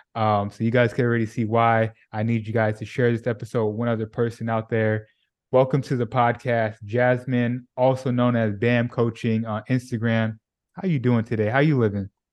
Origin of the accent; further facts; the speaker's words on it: California, United States; moved away as an adult; now in Dallas, United States; I'm originally from California